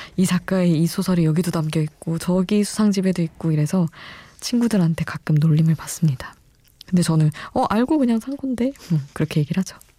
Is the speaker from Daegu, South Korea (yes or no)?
no; Daejeon, South Korea; now in Seoul, South Korea; 저도 서울에서 태어나긴 했지만 지낸 시간이 대전에서 지낸 시간이 많아서